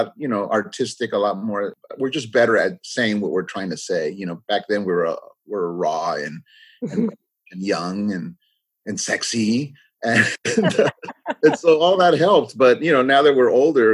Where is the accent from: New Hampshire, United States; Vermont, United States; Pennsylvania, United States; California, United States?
California, United States; first language English; also born or lived in Los Angeles; we grew up, we're second generation growing up in the United States. You know, our parents weren't in the fields. They were blue collar workers in the city. And so we grew up in the city.